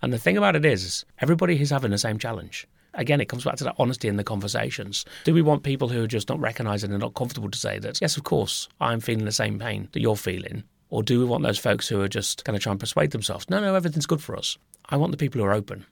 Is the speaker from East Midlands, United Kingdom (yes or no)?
yes; Nottingham, East Midlands, United Kingdom; the site in Nottingham, which was my kind of, pretty much, I guess you would call it my hometown